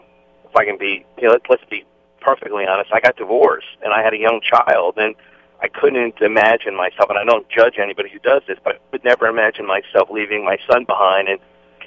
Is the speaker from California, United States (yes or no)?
no; New Jersey, United States; I grew up in New Jersey